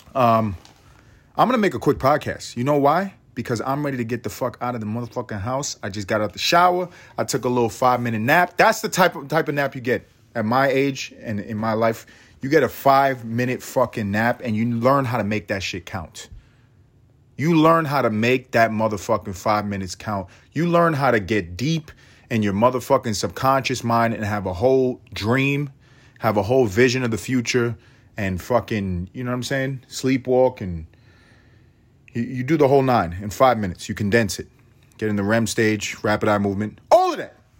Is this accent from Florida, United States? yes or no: no; New York City, New York, United States; I'm, I'm from New York. I'm from New York.